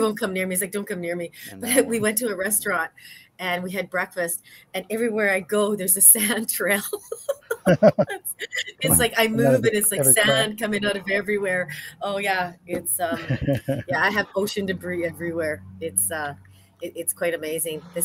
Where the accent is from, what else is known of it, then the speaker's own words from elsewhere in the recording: Canada; I'm a Canadian